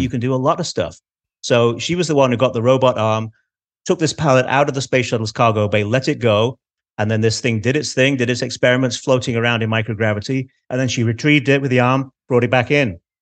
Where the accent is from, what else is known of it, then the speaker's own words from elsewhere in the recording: Manchester, North West England, United Kingdom; accent: Manchester; my Manchester accent